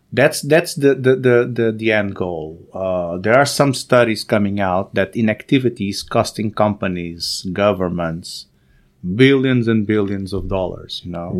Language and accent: English; Angola; moved away; also born or lived in Salvador, Brazil; I was born in Africa, actually, in Angola